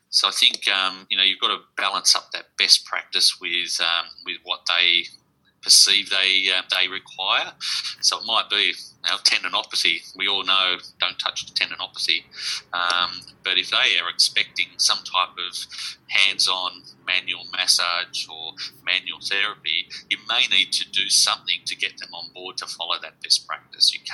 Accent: Sydney, New South Wales, Australia; moved away as an adult; also born or lived in northwest coast of Tasmania, near Burnie; now in Tasmania, Australia; I come from Sydney. So, um, I've been down here for 25 years

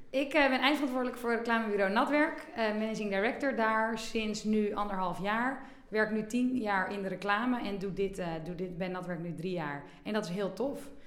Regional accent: Bergen, North Holland, Netherlands; also born or lived in Amsterdam; geboren in Amsterdam, maar opgegroeid in Bergen eh, aan zee.

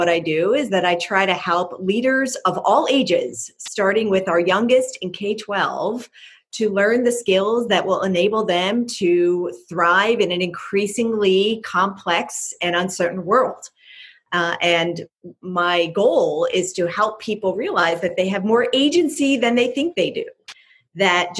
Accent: Philadelphia, Pennsylvania, United States; moved away as an adult; also born or lived in Cornell University, New York; now in Bay Area, United States; growing up in Philadelphia

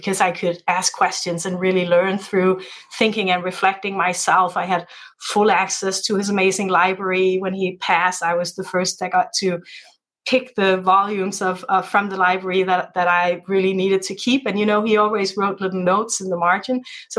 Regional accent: Denmark; moved away; being part American but part Danish, growing up in the Danish system

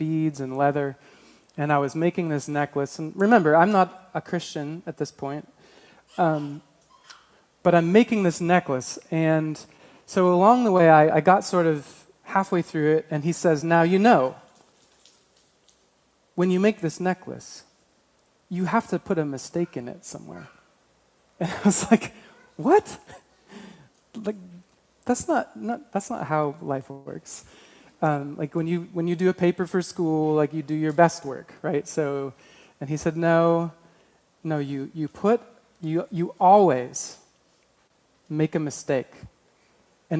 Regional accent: Alaska, United States; I grew up in Alaska

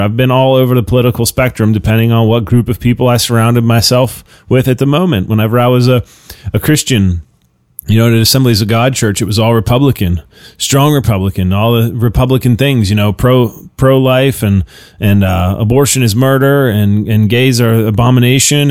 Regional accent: United States

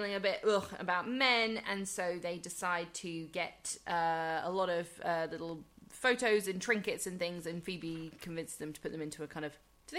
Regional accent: United Kingdom; as a British person

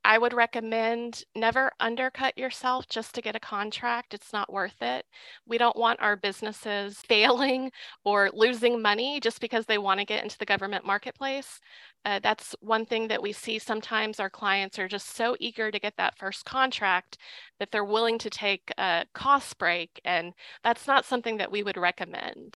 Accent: Little Rock, Arkansas, United States; I'm from Little Rock

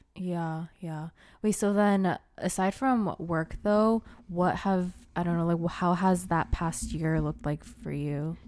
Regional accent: Portland, United States; moved away; also born or lived in Los Angeles; I was from Portland.

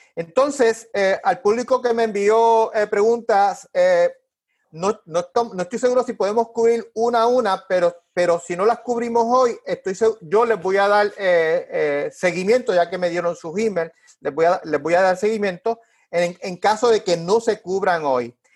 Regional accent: Puerto Rico; como puertorriqueño

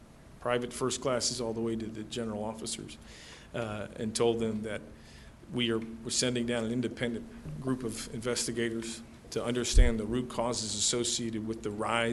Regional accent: Chicago, Illinois, United States; moved away; I'm from Chicago. This is where I grew up, my family

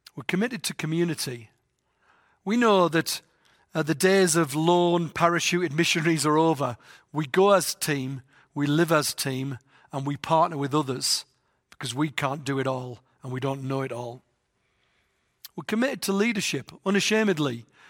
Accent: England, United Kingdom; moved away; I've got a funny voice 'cause I'm from England.

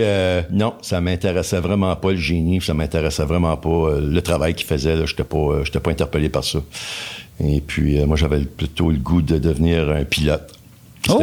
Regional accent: Pointe-Calumet, Quebec, Canada; also born or lived in Montreal; Je suis natif de Pointe-Calumet. Je suis né à Montréal, mais on m'a ramené à Pointe-Calumet.

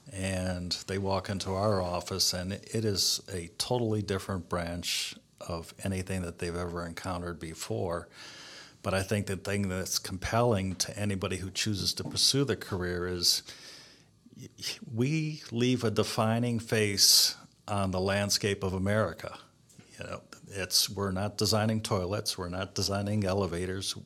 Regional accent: Cleveland, Ohio, United States; I'm from Cleveland, Ohio. Uh, lived here most of my life.

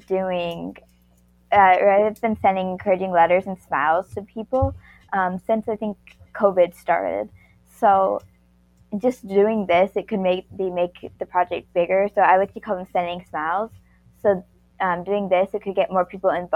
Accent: Fort Wayne, Indiana, United States; I'm also from Fort Wayne, Indiana

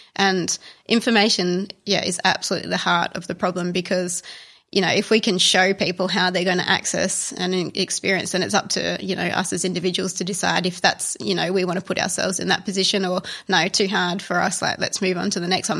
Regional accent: Australia; also born or lived in Italy; being an Australian

